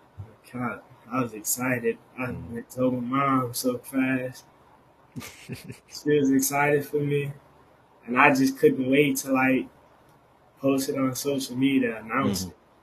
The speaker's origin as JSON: {"language": "English", "region": "Louisiana", "country": "United States", "said": "I'm a transfer from Pearl River Community College. I'm from Harvard, Louisiana"}